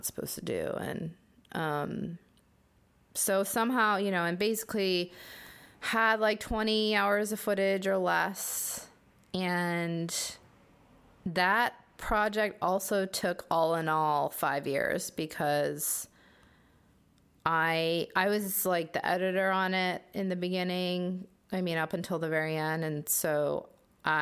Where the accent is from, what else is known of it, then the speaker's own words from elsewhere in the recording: United States; as Korean American who was basically welcomed